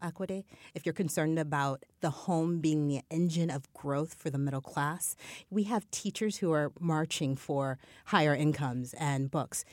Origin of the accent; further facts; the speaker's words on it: Midwest, United States; I'm a Midwesterner